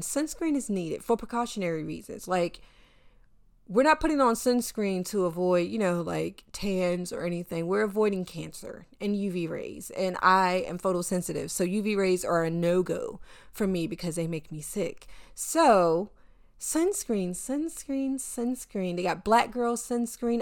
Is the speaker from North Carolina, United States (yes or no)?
yes; North Carolina, United States; now in New York City, United States; I am a Southerner. I grew up in North Carolina